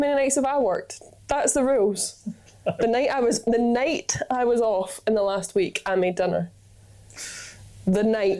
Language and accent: English; Scotland, United Kingdom; I am Scottish, pale and freckly